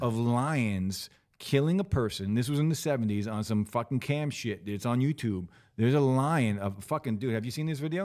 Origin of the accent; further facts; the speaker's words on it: New Jersey, United States; I'm from Jersey